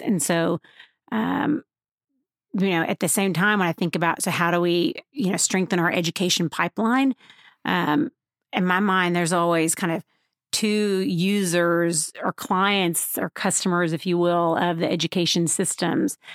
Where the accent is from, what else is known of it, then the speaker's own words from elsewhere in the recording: Waco, Texas, United States; I am from here in Waco, Texas, um, at least by, by most people's standards. My family moved here when I was in kindergarten